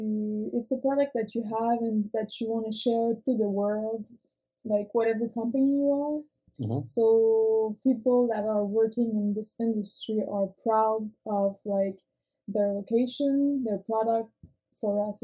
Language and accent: English; Montreal, Quebec, Canada; also born or lived in Rivière-du-Loup / Amqui; now in Quebec City, Canada; I'm from Montreal